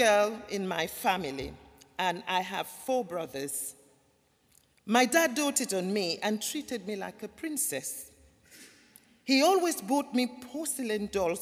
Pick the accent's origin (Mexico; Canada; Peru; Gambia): Gambia; moved away; also born or lived in London; I was born in the Gambia in West Africa, a small country